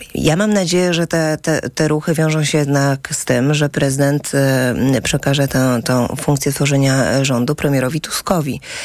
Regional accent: Warsaw, Masovian Voivodeship, Poland; also born or lived in Wałbrzych / Świdnica; jestem z Warszawy

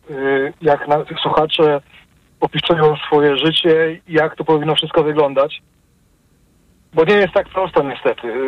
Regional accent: Wrocław, Lower Silesian Voivodeship, Poland; Jestem z Wrocławia, y, w dzielnicy 10 km od centrum

